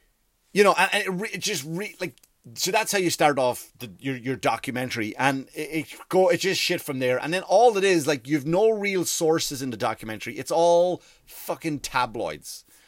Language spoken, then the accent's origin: English; Ireland; accent: Irish; now in United States; Sometimes I go back into American because I've lived here for 15 years and I go back to Irish and it's not, and even the Irish people call me, that's not a fucking Irish accent.